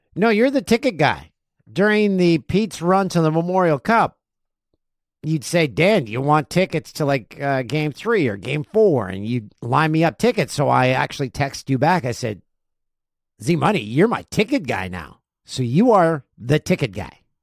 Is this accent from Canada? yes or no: yes; Peterborough, Ontario, Canada; in my hometown of Peterborough, Ontario